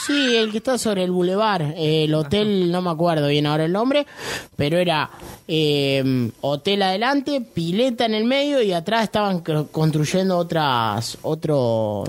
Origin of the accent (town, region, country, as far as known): Leones, Córdoba, Argentina